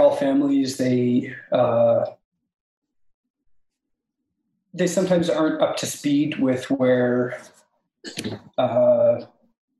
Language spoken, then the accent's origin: English; Washington, United States; born or raised there; moved away as an adult; also born or lived in Alaska; now in Seattle, United States